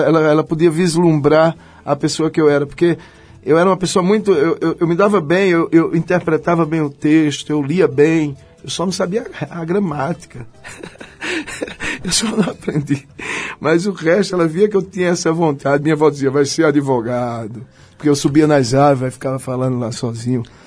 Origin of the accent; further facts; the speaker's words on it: Belo Jardim, Pernambuco, Brazil; now in São Paulo, Brazil; eu sou do Agreste, eu sou de Belo Jardim